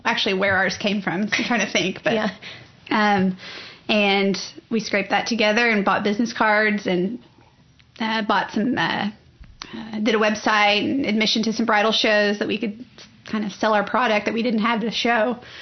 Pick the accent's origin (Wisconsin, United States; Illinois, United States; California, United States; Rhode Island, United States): Illinois, United States; moved away as an adult; also born or lived in Oklahoma City; now in Oklahoma, United States; I'm originally from Illinois, and I actually came to Oklahoma City University to play softball